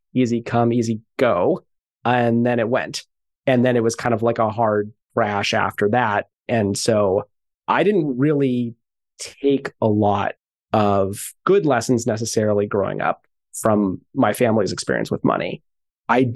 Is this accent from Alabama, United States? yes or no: no; Santa Barbara, California, United States; I grew up in Santa Barbara.